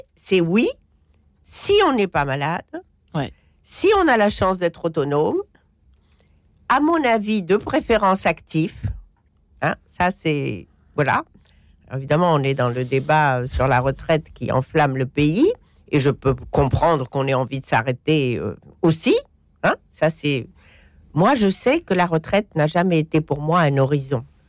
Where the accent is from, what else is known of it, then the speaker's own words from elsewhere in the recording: Morocco; je suis marocaine